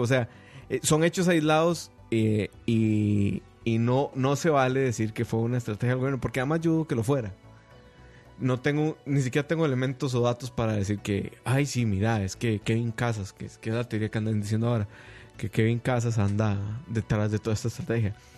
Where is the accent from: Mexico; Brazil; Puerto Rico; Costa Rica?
Costa Rica; como costarricense